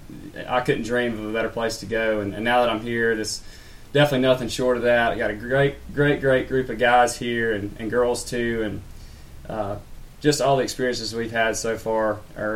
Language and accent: English; Harris County, Georgia, United States; I'm from Harris County, Georgia, or Booger Bottom, Georgia, if we want to get real redneck